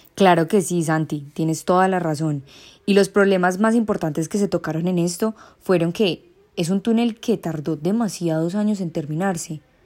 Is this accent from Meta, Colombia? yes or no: no; Quindío, Colombia; nosotros como quindianos